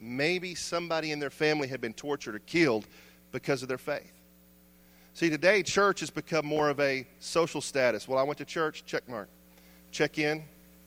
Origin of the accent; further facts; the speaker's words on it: United States; as American Christians, our faith